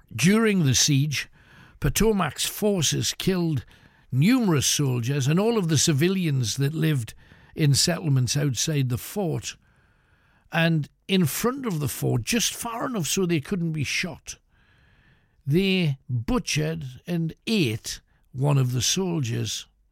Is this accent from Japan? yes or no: no; United Kingdom; we're British